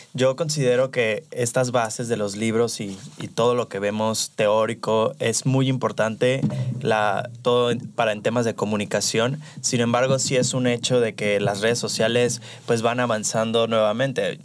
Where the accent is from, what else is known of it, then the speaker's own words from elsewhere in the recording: Los Cabos, Baja California Sur, Mexico; moved away as an adult; now in Guadalajara, Mexico; soy de Los Cabos, pero me vine ya para acá hace unos meses